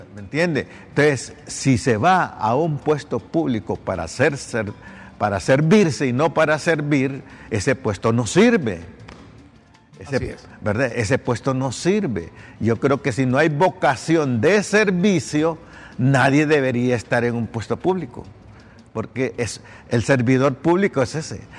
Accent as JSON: {"language": "Spanish", "country": "Honduras", "said": "todos somos hondureños"}